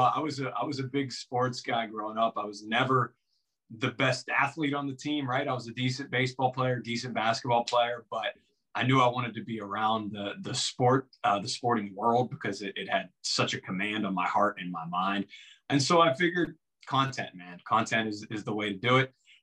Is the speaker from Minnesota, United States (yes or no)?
no; New Kensington, Pennsylvania, United States; also born or lived in Pittsburgh; I grew up in New Kensington, went to Valley High School, a small suburb, 30 miles, outside of the city. And of course, just grew up like any kind of normal Pittsburgh kid.